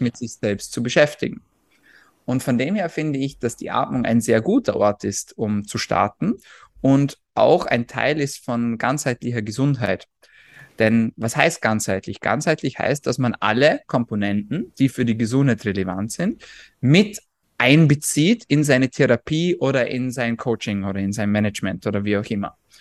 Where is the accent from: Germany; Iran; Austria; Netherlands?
Austria; ich komme aus Österreich